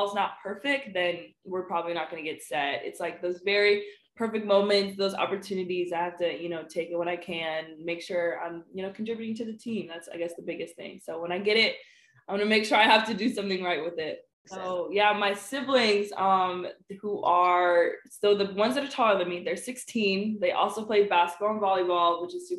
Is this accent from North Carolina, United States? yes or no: no; Oxon Hill, Maryland, United States; I'm from Oxon Hill. A lot of people don't know. It's pretty ghetto there.